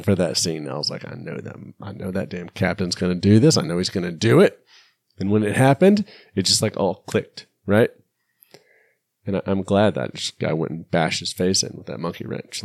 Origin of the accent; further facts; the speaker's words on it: United States; I'm American